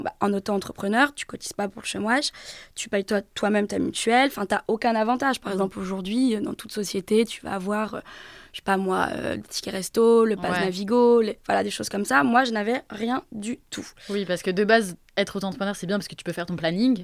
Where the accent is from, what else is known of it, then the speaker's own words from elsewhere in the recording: Brittany, France; moved away; chez moi en Bretagne